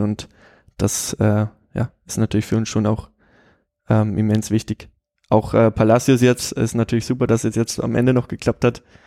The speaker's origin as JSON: {"language": "German", "town": "Straubing", "region": "Bavaria", "country": "Germany", "tie": "born or raised there", "also_born_or_lived": "Regensburg / Cologne", "said": "ich bin hier in Regensburg geboren, äh, bin aber dann in Straubing, so 30, 40 Kilometer von hier aufgewachsen"}